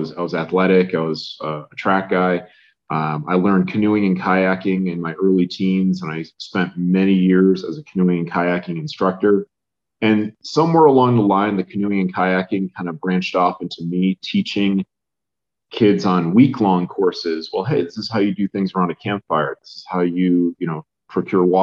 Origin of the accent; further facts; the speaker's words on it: Connecticut, United States; I grew up in Connecticut.